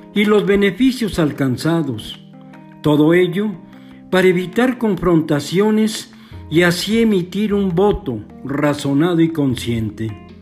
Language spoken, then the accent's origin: Spanish; Mexico; Todos somos mexicanos